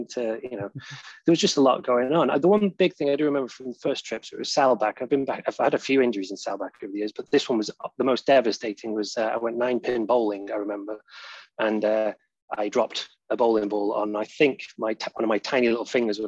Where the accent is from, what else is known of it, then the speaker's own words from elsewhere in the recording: Poynton, North West England, United Kingdom; moved away as an adult; now in Sheffield, United Kingdom; I'm from Poynton, just outside Manchester.